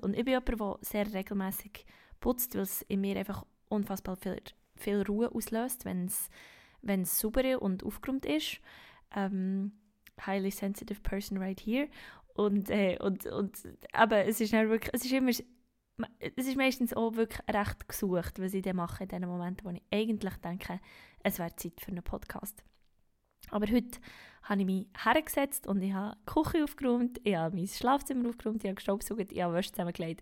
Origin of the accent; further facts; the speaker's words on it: Bern, Switzerland; Ich bin eine Berner Singer-Songwriterin